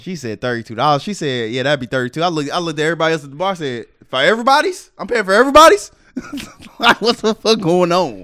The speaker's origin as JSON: {"language": "English", "town": "Cincinnati", "region": "Ohio", "country": "United States", "said": "you know I'm from Cincinnati."}